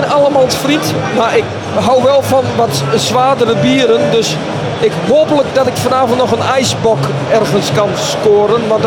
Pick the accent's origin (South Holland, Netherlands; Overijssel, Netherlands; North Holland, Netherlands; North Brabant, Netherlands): Overijssel, Netherlands; Al ben ik zelf Twentenaar.